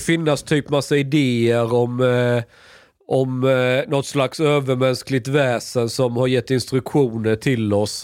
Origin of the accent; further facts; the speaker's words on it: Skåne, Sweden; jag är skåning